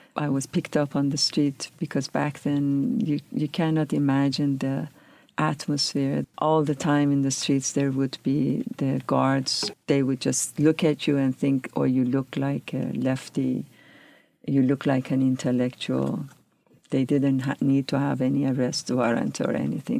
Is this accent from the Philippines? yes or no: no; Tehran, Tehran Province, Iran; moved away as an adult; also born or lived in California; now in United States; I grew up in Tehran, which is a bustling city, very dynamic.